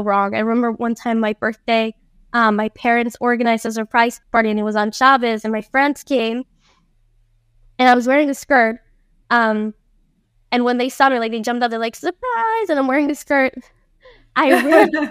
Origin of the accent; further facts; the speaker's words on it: San José, Costa Rica; also born or lived in Tamarindo, Costa Rica; I grew up in San Jose